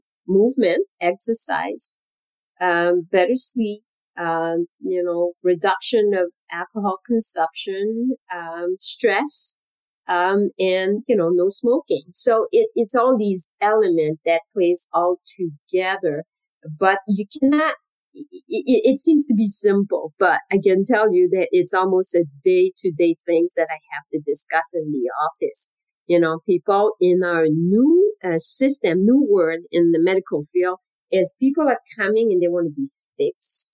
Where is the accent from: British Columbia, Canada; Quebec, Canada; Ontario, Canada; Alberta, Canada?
Quebec, Canada; moved away as an adult; now in United States; I'm originally from Canada, from Quebec.